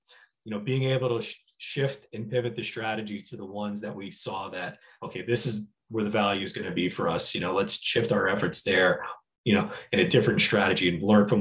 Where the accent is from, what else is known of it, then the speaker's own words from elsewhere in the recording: New Jersey, United States; moved away as an adult; also born or lived in Chicago; I'm a kid from New Jersey originally